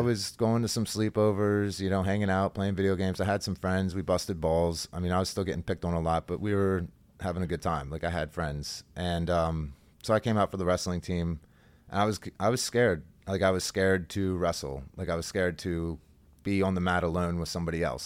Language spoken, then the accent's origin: English; Halifax, Pennsylvania, United States; I grew up in Halifax. It's a really small country town.